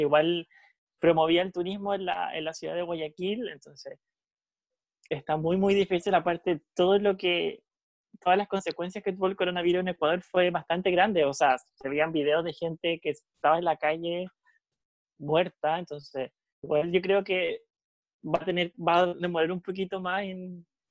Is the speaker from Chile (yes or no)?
yes; Casablanca, Valparaíso, Chile; yo soy de Casablanca, súper cercano al Paraíso y Viña